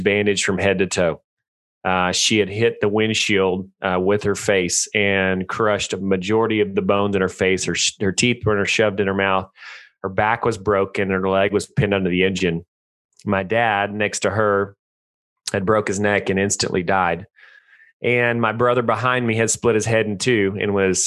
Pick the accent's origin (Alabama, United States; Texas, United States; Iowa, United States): Texas, United States; I live in Stephenville, Texas. I was born and raised in Texas, always lived here